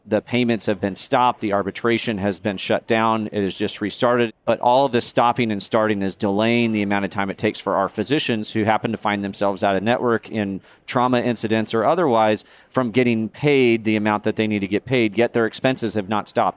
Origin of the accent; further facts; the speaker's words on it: Nebraska, United States; I grew up in Nebraska